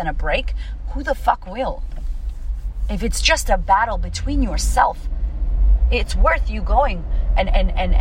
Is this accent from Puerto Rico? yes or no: yes; Puerto Rico; now in Australia; I am Puerto Rican. I am American. What does that mean? How do I have to act now living in Australia as a Puerto Rican?